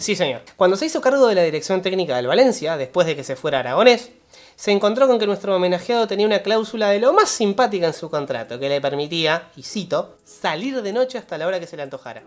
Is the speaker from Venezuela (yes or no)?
no; Uruguay; equipos uruguayos, de donde somos nosotros